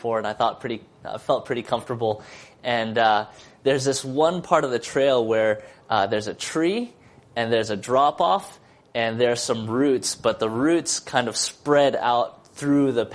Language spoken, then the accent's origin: English; Seattle, Washington, United States; I come from Seattle